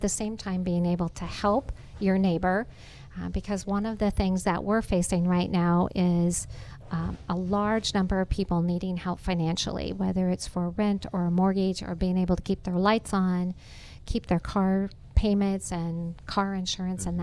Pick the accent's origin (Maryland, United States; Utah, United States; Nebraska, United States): Nebraska, United States; moved away as an adult; now in Georgia, United States; I'm from Nebraska. I think I mentioned I grew up on a farm